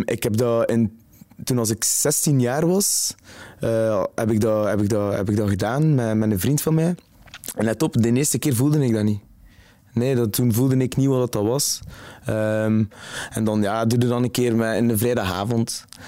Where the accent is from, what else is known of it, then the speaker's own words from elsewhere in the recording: Zottegem, Flanders, Belgium; now in Ghent, Belgium; Ik ben afkomstig van Zottegem